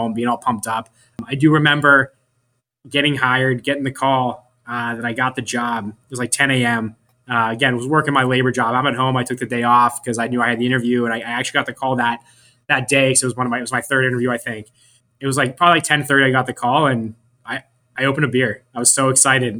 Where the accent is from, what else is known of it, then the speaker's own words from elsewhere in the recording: Pittsburgh, Pennsylvania, United States; moved away as an adult; now in Florida, United States; I was from Pittsburgh, and I moved down here for 3 months